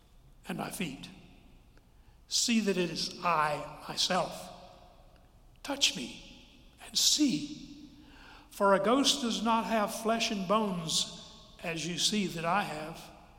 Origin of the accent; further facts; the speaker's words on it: Forest City, United States; When Margaret McCleskey and I were growing up in Forest City